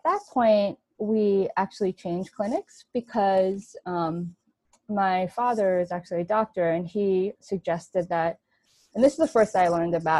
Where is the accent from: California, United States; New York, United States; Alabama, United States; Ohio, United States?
New York, United States; I grew up in New York, born and raised